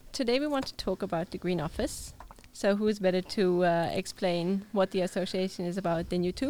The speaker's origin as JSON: {"language": "English", "country": "Netherlands", "said": "I'm a second year student of international business. I'm 22 years old and I'm from the Netherlands."}